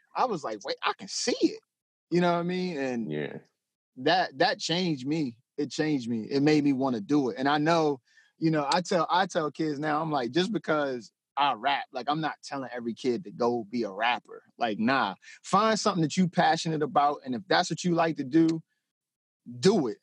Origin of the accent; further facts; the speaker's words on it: Denton, Maryland, United States; I'm from Denton, Maryland